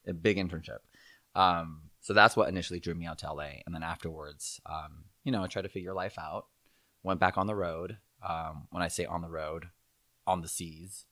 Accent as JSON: {"language": "English", "region": "Southern California", "country": "United States", "tie": "born or raised there", "also_born_or_lived": "Monterey Park, California / Walnut, California / Torrance, California / Aliso Viejo, California", "said": "I was born in Monterey Park, California. Um, and, uh, and I was kinda raised all over, actually. We lived in Walnut for a little bit, and then, um, then we moved to Torrance"}